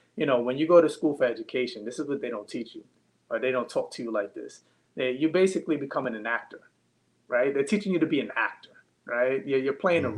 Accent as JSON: {"language": "English", "town": "New York City", "region": "New York", "country": "United States", "tie": "born or raised there", "also_born_or_lived": "Long Island, New York", "said": "I'm from Brooklyn, New York, and then I did a high school and a little bit of middle school in Long Island"}